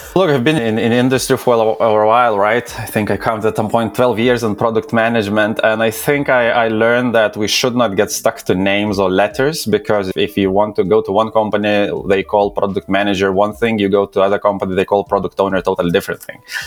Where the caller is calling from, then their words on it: London, United Kingdom; I'm calling from London. I'm located here, so yeah, London, UK